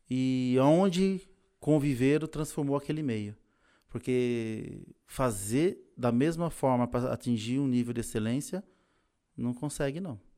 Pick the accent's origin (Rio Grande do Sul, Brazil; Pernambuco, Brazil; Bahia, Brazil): Pernambuco, Brazil; now in São Paulo, Brazil; É, em 1993 eu cheguei aqui em São Paulo, eu vim de Pernambuco por N motivos, né?